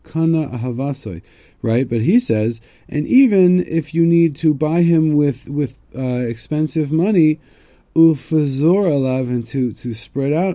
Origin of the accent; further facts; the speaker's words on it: United States; now in Israel; I'm from America